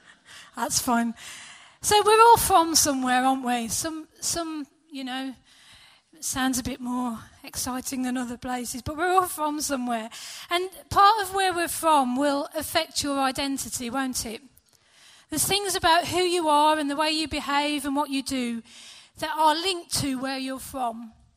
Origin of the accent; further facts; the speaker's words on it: United Kingdom; We're British